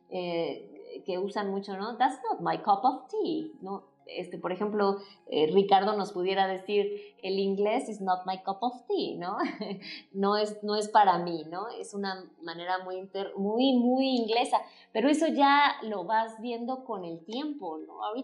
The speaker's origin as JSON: {"language": "Spanish", "country": "Mexico", "accent": "Mexican", "said": "Probablemente sea que no tengo el acento mexicano porque estudié otro idioma y a veces tiendo a mezclar los tonos eh, rusos a veces o la forma, ¿no?"}